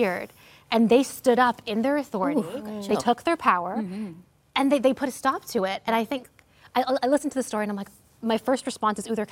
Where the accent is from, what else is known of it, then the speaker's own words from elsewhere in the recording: Toronto, Ontario, Canada; moved away as an adult; now in Guelph, Canada; we moved from Toronto to Guelph, which is like a smaller-ish town. And it was terrifying for me to leave my birthplace